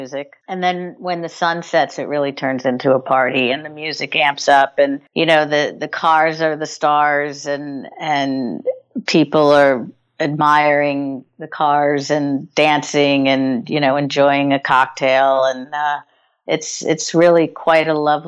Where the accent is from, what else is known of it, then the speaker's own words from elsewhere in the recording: New York City, New York, United States; I'm a New Yorker. I was born here. I grew up here. I live here.